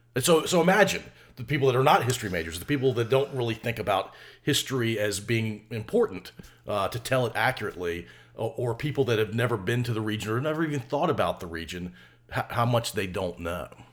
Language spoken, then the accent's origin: English; United States; I can't get anywhere else as an American citizen.